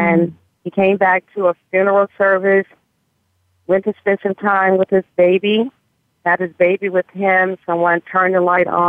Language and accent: English; Mississippi, United States; moved away; And when I came from Mississippi to California, I continued singing and joined the band